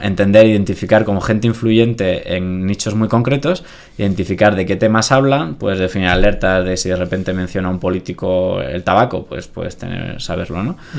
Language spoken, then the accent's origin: Spanish; Granada, Andalusia, Spain; moved away as an adult; yo soy de Granada, me vine aquí a estudiar la carrera